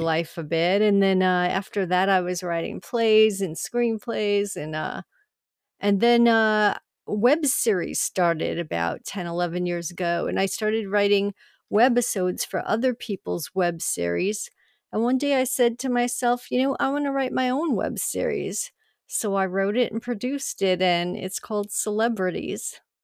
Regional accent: Long Island, New York, United States; I grew up on Long Island, New York

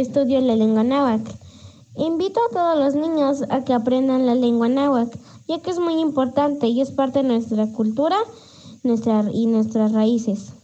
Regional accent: Mexico; Nací en México y vivo en México

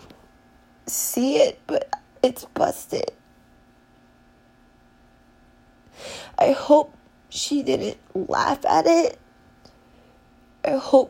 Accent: California, United States; now in New York, United States; I'm from California originally

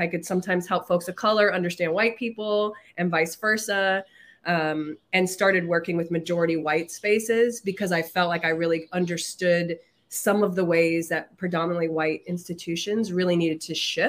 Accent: Chicago, Illinois, United States; I grew up on the South Side of Chicago

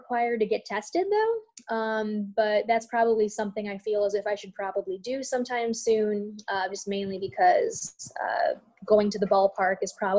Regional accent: Chicago, Illinois, United States; I'm from the South Side

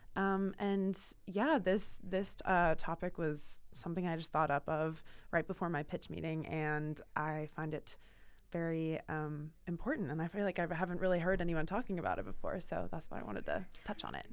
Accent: Portland, Oregon, United States; moved away as an adult; now in Boston, United States; I'm from Portland, Oregon, so the complete opposite side of the country, and when I moved here for school

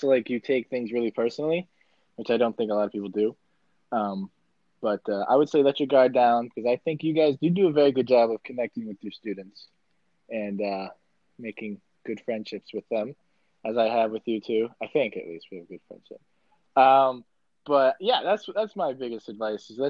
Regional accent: Grand Isle, Vermont, United States; I came from Grand Isle, which is a school in a place that we don't talk about

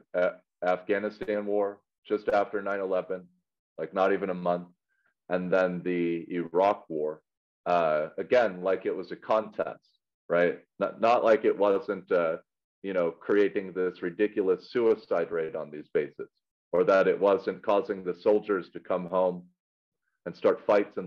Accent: Colorado Springs, Colorado, United States; I grew up in Colorado Springs

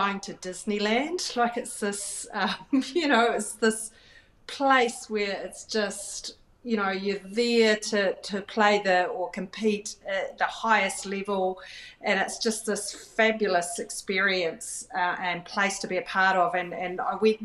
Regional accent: New Zealand; I'm from New Zealand and I'm proud

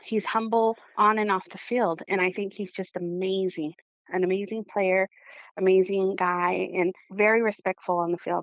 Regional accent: Arizona, United States; I'm from Lehigh.

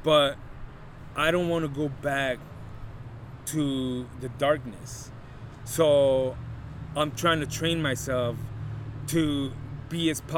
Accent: Los Angeles, California, United States; also born or lived in Lakeview Terrace, Los Angeles / León, Guanajuato, Mexico; I came in the late 80s to Silmar

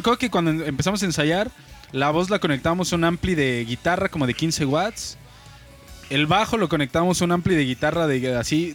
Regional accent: Mexico City, Mexico; now in Querétaro, Mexico; nacido un 22 de diciembre de 1998 en la bella ciudad de México.

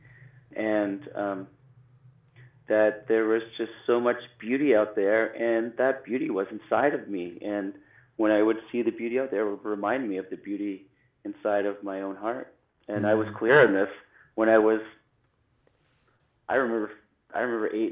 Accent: Canada; I grew up in Canada. I grew up in a small town, and I grew up on a lake.

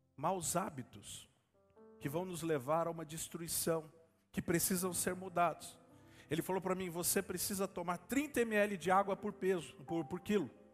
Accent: Brazil; nós, como igreja brasileira

